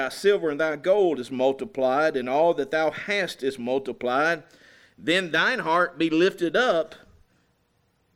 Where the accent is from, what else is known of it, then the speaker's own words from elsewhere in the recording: United States; I'm so thankful that I'm an American today.